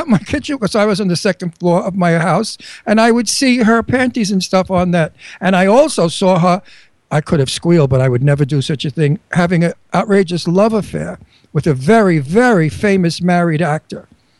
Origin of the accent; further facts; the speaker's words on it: New York City, New York, United States; also born or lived in Bucks County, Pennsylvania; now in Pennsylvania, United States; when he hears my accent, he'll think he's talking to Fran Drescher's brother. Because I came from one town away from her. I came from Astoria. She came from Flushing.